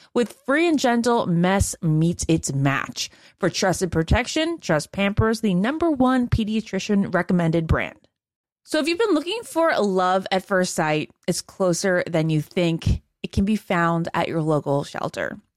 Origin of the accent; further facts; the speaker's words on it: Northern Virginia, United States; That's my home state as well.